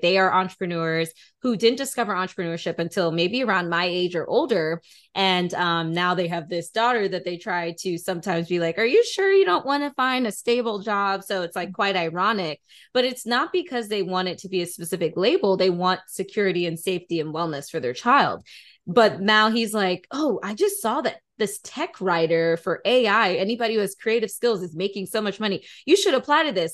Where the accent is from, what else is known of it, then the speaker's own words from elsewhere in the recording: Atlanta, Georgia, United States; Atlanta native or at least had spent some time in Atlanta, which, you know, Damaris and I are actually from.